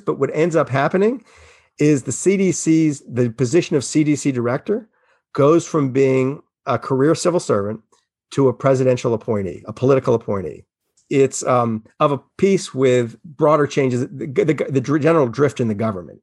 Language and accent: English; New Orleans, Louisiana, United States; I grew up in New Orleans and I lived through all those hurricanes where nobody evacuated